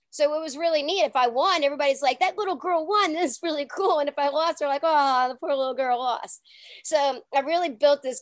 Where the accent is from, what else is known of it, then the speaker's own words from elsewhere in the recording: New Orleans, Louisiana, United States; when I was younger, growing up in New Orleans, it was in the 80s